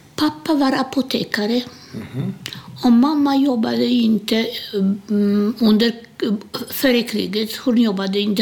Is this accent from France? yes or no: no; Łódź, Łódź Voivodeship, Poland; Swedish is a second language; moved away as an adult; now in Sweden; Jag är född i Polen, Ilotsk, Łódź heter den på polska.